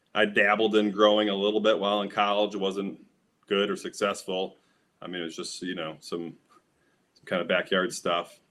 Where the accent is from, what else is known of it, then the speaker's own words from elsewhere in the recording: Midwest, United States; because I'm from the Midwest, um, and have been smoking for 25 years, I grew up with Michigan brickweed